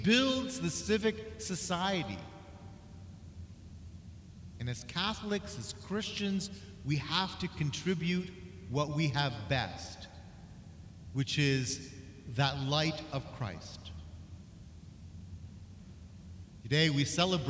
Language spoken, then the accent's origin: English; Canada; as a Canadian